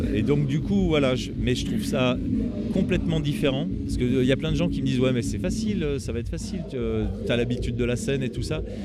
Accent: Roanne region, Auvergne-Rhône-Alpes, France; je suis originaire de la région de Roanne

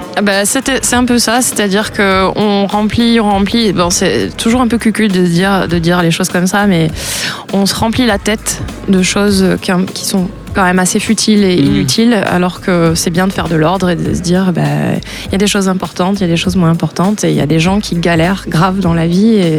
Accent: France; also born or lived in United States; je suis née en France. Ma mère est américaine, donc j'ai la, double nationalité. J'ai vécu aux États-Unis aussi

